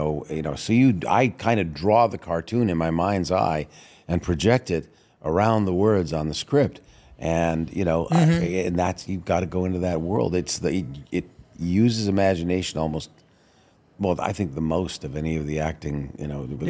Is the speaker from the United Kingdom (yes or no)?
no; Toronto, Ontario, Canada; born or raised there; moved away